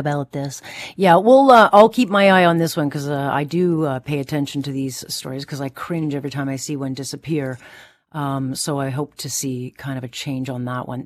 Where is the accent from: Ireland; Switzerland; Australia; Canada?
Canada; Hamilton, Ontario; I come from Hamilton